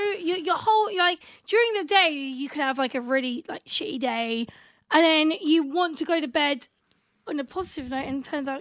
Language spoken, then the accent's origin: English; England, United Kingdom; our friends constantly remind us that we're English